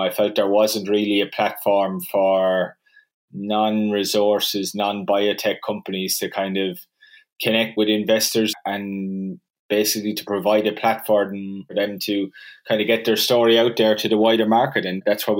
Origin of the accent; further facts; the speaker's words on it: Ireland; moved away as an adult; also born or lived in Dublin / Sydney, Australia; the accent will probably give it away, but yeah, I grew up in Ireland and worked in Dublin for a little while after I finished university and then started traveling the world and ended up in Australia